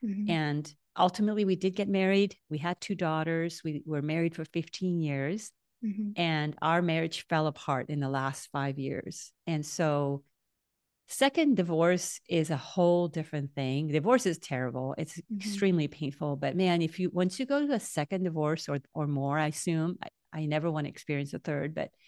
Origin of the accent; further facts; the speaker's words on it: Naranjito, Puerto Rico; Yeah, so I grew up in Naranjito, Puerto Rico.